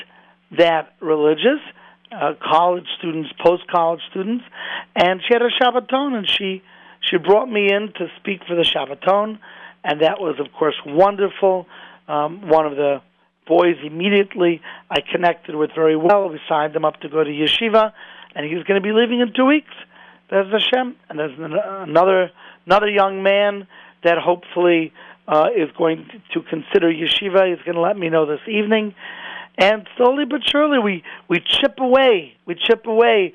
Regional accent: Cleveland, Ohio, United States; moved away; I'm originally from Cleveland

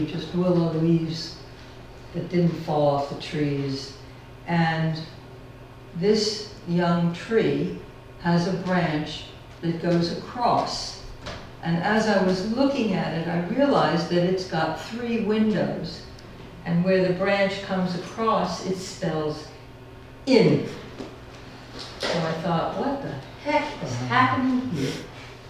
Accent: United States; I'm an American

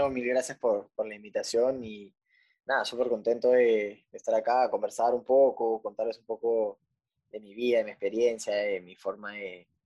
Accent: Punta Hermosa, Lima, Peru; yo básicamente crecí, nací en Punta Hermosa.

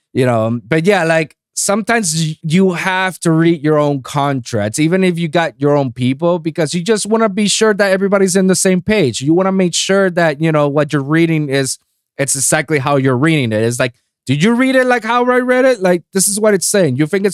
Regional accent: Puerto Rico; moved away; I came from Puerto Rico. I moved here, tried to be that aspiring producer

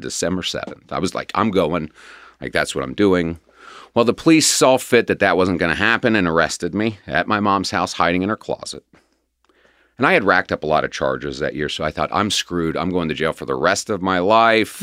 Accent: Cincinnati, Ohio, United States; also born or lived in Quantico, Virginia; I was pretty much raised here in Cincinnati.

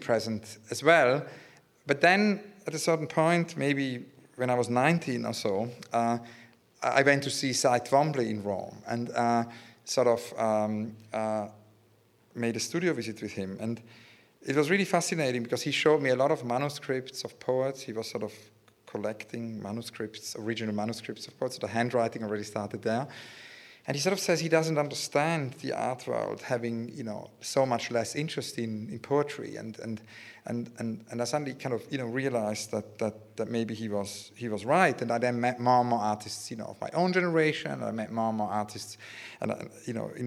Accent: Zurich, Switzerland; now in London, United Kingdom; I was born in Zurich, and growing up in Zurich, you know, it's the city of Dada

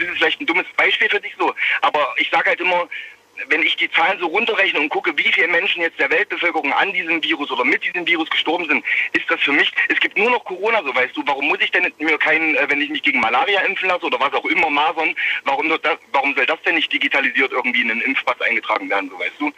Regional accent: Leipzig, Saxony, Germany; ich bin eigentlich aus Leipzig

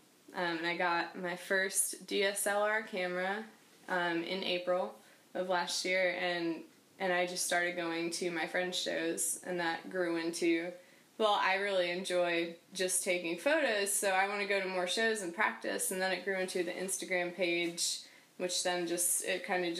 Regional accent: Michigan, United States; born there; also born or lived in North Carolina / Minnesota / Wisconsin / Boston; I was born in Michigan. I've lived in North Carolina twice. I've lived in Minnesota. I've lived in Wisconsin and Boston, and now here.

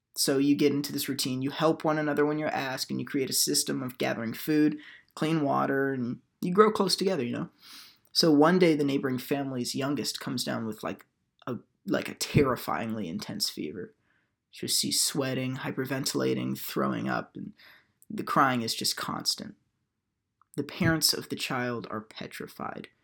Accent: Houston, Texas, United States; moved away as an adult; Hurricane Harvey hit my hometown of Houston, Texas

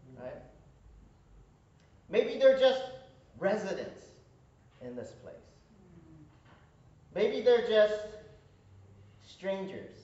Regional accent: Seattle, Washington, United States; also born or lived in Hawaii; I'm from Seattle.

